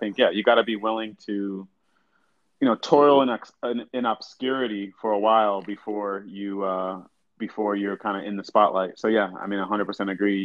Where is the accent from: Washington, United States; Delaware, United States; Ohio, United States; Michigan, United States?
Michigan, United States; West Bloomfield; also born or lived in Southfield, Michigan; grew up in suburbs of Detroit. So, originally lived in Southfield. Then moved out to even a little bit further out suburb, West Bloomfield